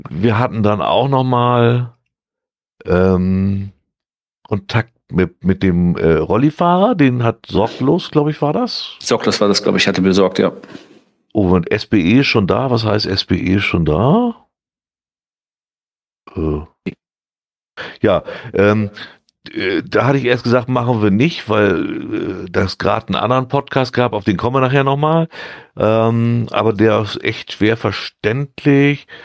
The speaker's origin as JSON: {"language": "German", "region": "North Germany", "country": "Germany", "said": "Also da muss man sich schon wirklich konzentrieren als, als Norddeutscher, um das alles mitzukriegen."}